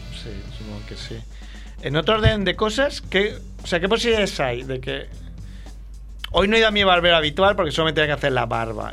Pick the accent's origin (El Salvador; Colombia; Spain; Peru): Spain; Barcelona, Catalonia; para mí como ciudadano barcelonés